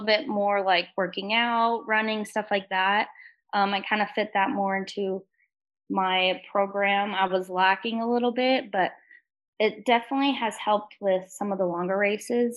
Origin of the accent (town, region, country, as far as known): Lake Havasu City, Arizona, United States; born or raised there